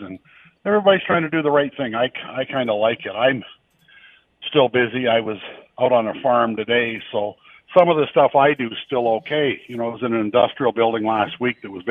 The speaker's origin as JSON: {"language": "English", "town": "Lynden", "region": "Ontario", "country": "Canada", "tie": "born or raised there", "said": "I grew up in Linden"}